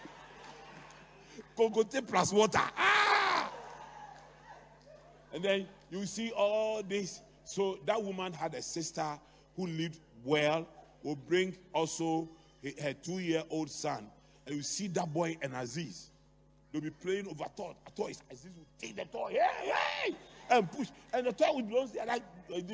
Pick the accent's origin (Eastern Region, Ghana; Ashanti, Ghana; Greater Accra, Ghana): Greater Accra, Ghana; Accra; I grew up in Adabraka.